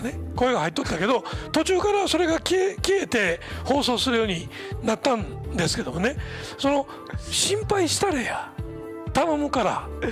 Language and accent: Japanese; Osaka, Japan; accent: Osaka dialect; 大阪弁で喋ってる